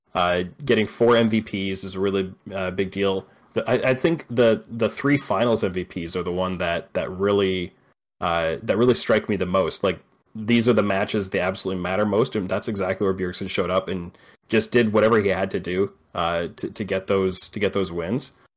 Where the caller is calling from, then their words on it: Vancouver Island, British Columbia, Canada; I'm calling from Vancouver Island in Canada